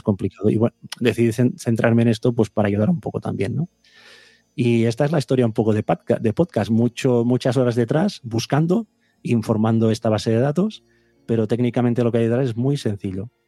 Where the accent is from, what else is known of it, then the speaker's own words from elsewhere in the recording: Vic, Catalonia, Spain; yo soy de Big